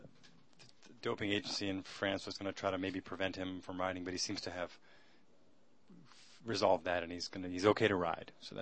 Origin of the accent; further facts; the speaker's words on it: Boston, Massachusetts, United States; moved away; Boston, my hometown